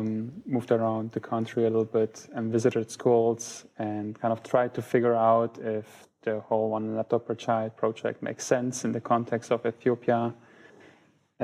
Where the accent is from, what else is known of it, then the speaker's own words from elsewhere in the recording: Germany; also born or lived in Poland; I'm originally from Poland, but my parents moved to Germany in 1990. So I went here to school and everything